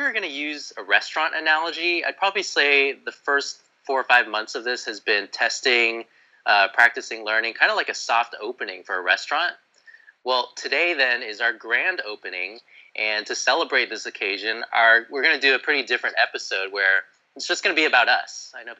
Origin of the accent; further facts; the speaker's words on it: Sugar Land, Texas, United States; now in California, United States; I'm from Houston as well. I grew up with Mock in Sugar Land.